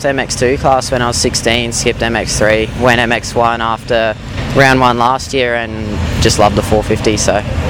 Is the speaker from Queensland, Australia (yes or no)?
yes; Townsville, Queensland, Australia; moved away as an adult; I'm from Townsville originally, moved down here mid last year to train with Ford